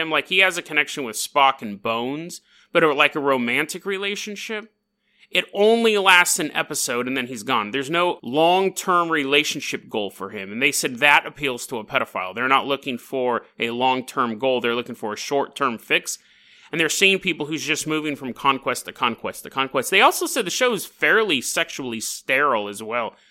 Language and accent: English; Canada; hey, oi, matey, I'm from Canada.